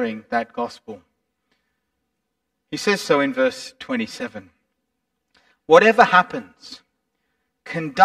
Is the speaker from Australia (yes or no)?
yes; Australia; we conduct ourselves abroad as Australians